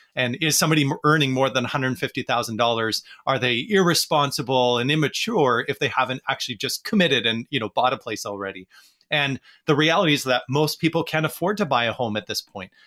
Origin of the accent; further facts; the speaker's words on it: Vancouver, British Columbia, Canada; in Vancouver, where I'm from